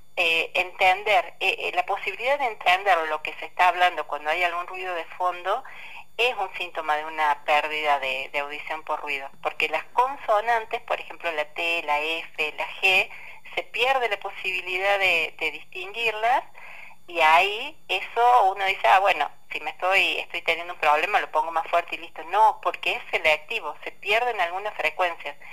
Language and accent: Spanish; La Francia, Córdoba, Argentina; moved away; estoy yendo más traído a la Francia, a mi pueblo